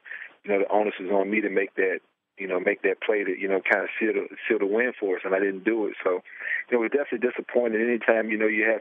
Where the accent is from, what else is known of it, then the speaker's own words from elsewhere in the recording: United States; also born or lived in Virginia; I grew up in Washington